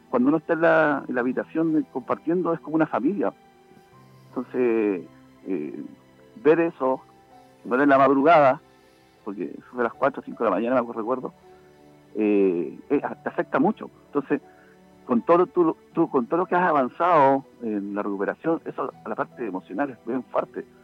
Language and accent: Spanish; Chile; lo segundo que me molesta tanto es la irresponsabilidad que somos los chilenos